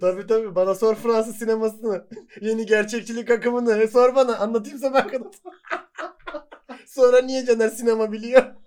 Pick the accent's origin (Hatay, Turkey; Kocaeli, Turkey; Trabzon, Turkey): Hatay, Turkey; Hataylıyız biz.